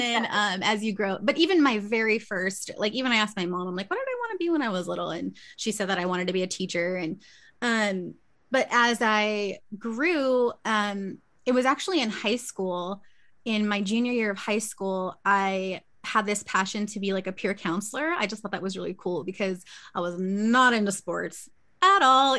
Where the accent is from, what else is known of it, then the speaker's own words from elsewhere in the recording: Victorville, California, United States; also born or lived in Long Beach; I'm born and raised Cali girl, so I've been in Southern California my whole life